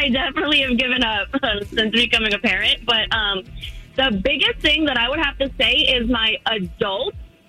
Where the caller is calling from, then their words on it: Winter Park, Florida, United States; calling from Winter Park.